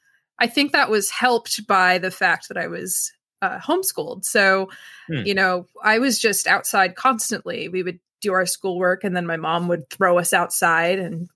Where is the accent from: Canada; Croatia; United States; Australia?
United States; Milford, Pennsylvania; So I grew up in a little town called Milford, Pennsylvania, which is right in the tri-state area.